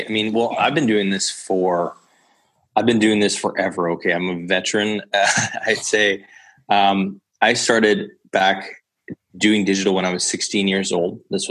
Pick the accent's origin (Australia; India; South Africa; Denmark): Denmark; Copenhagen, Capital Region of Denmark; And I was like, no, I'm from Copenhagen.